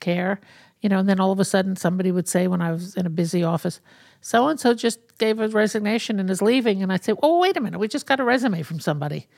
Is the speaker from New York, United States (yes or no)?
yes; New York City, New York, United States; I grew up in New York City, in Brooklyn